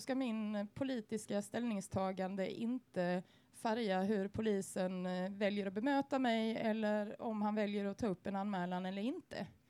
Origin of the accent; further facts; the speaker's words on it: Sweden; vi som svenskar